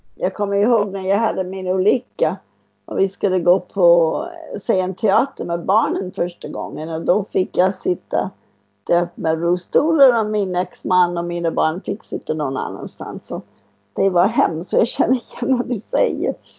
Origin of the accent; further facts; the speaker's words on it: United States; Swedish is a second language; now in Sweden; Jag är från USA, amerikanskt då.